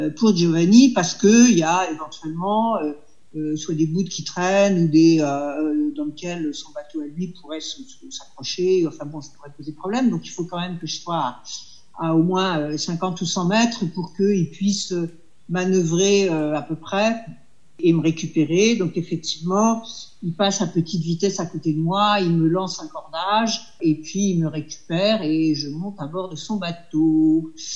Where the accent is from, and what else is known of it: France